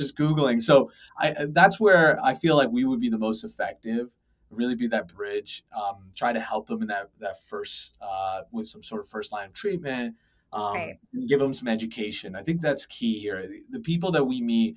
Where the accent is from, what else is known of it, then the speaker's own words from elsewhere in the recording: Toronto, Ontario, Canada; moved away as an adult; now in United States; I was born and raised in Toronto